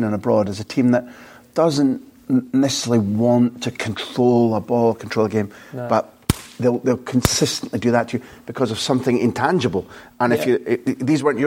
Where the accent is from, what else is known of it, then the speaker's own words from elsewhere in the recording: Scotland, United Kingdom; I'm a Scot